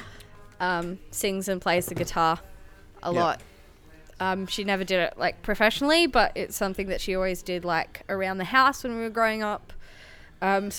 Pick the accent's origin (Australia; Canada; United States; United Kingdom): Australia; Sydney, New South Wales; moved away as an adult; also born or lived in Newcastle, Australia; I grew up in Western Sydney